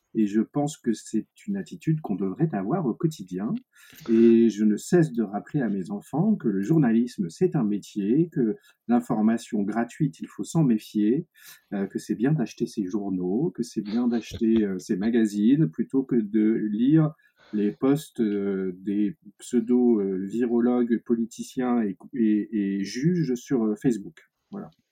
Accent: Paris, Île-de-France, France; ma terre natale qui est Paris

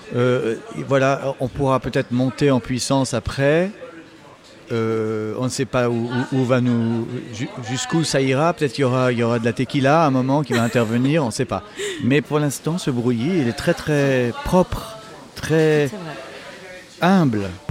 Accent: France; je suis français

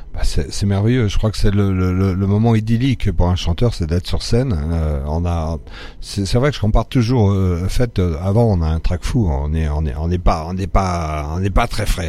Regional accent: France; born or raised there; also born or lived in Morocco

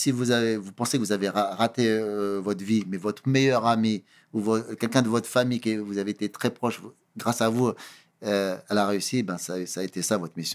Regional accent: Cape Verde; Étant donné que je suis originaire du Cap Vert, mes parents sont du Cap Vert.

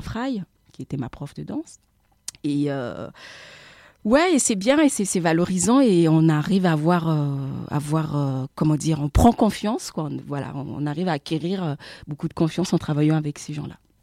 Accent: France; moved away as an adult; also born or lived in Central African Republic; now in Abidjan, Côte d'Ivoire; je suis euh, de la République centrafricaine, installée à Abidjan euh, depuis 2000, euh, 2015 maintenant, et j'ai grandi en France.

